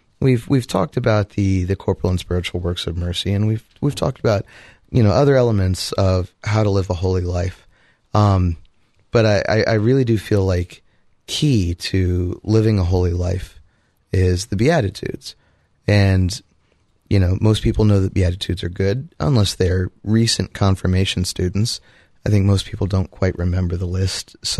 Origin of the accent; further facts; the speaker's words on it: Columbus, Ohio, United States; from the Great Diocese of Columbus, Ohio.